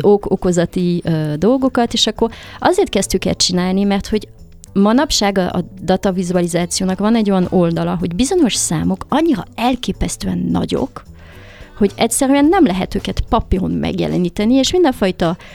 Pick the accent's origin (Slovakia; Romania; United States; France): France; Paris, Île-de-France; moved away as an adult; also born or lived in Hungary / London; én Párizsban születtem, és hát én valahogy mindig a három kultúrát mindig éreztem magamba sajátnak. Leginkább franciának éreztem magam sokáig, mert 18 évig ott éltem